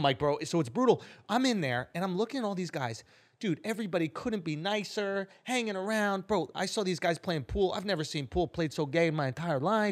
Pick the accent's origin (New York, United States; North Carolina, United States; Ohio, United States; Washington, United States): New York, United States; New York City; I grew up in East Village